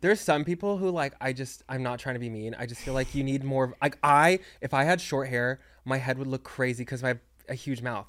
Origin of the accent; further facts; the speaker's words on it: Texas, United States; moved away; I'm from Texas